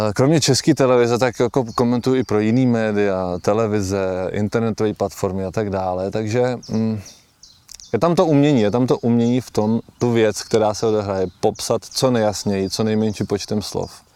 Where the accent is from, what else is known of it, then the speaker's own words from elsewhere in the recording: Holice, Pardubice Region, Czechia; moved away; Já jsem se narodil v Holicích, eh, moji rodiče tam žijou celý život do dneška a jsou takový holický patrioti